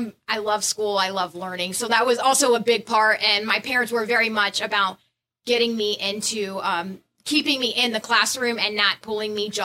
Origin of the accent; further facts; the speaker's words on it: Orlando, Florida, United States; I'm born and raised in Orlando, Florida